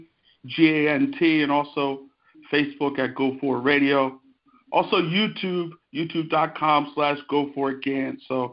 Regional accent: Ambler, Pennsylvania, United States; I'm from Ambler, Pennsylvania, beautiful town outside of Philadelphia.

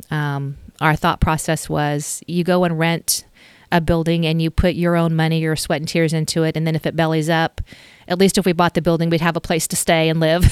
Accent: Stillwater, United States; moved away as an adult; also born or lived in Dallas / Los Angeles / Chicago / Washington, D.C.; I grew up in Stillwater

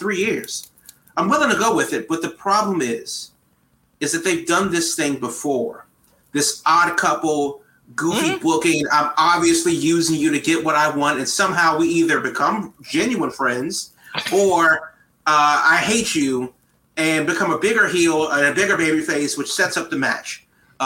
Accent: United States; as an American

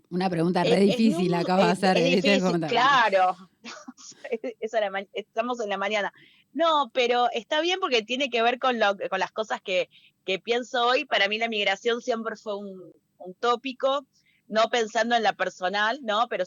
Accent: Peru; yo recuerdo que tenía, hablaba como peruana, hablaba como peronita, era una peruanita de 4 o 5 años. Eh, y de un momento perdí el acento, perdí el cantito

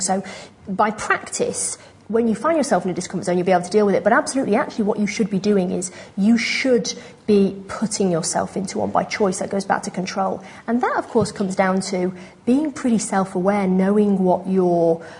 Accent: New York, United States; moved away; also born or lived in London, United Kingdom; I'm from New York originally

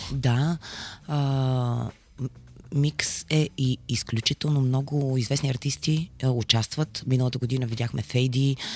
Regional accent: Bulgaria; ние сме българи

